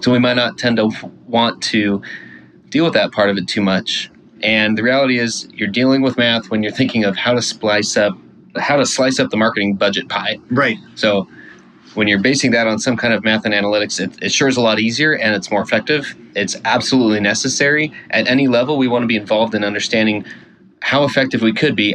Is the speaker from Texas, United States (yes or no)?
yes; Houston, Texas, United States; I grew up in Houston.